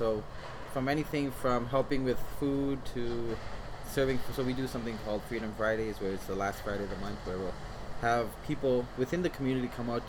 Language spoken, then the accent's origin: English; Toronto, Ontario, Canada; also born or lived in Gujarat, India; I grew up in Jane and Finch